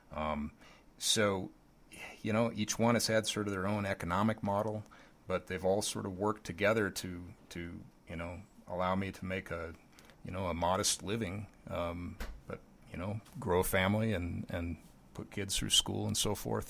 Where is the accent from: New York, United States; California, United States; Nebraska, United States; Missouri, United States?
Nebraska, United States; Lincoln; growing up in Lincoln, Nebraska